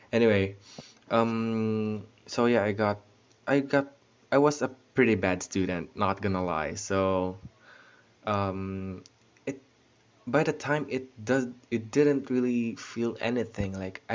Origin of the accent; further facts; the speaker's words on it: Bacolod, Western Visayas, Philippines; also born or lived in Netherlands; I was born in the Netherlands and was raised here in the Philippines. So yeah, I know how to speak Tagalog naman, marunong naman ako, and I know how to speak Ilonggo because I live in Bacolod.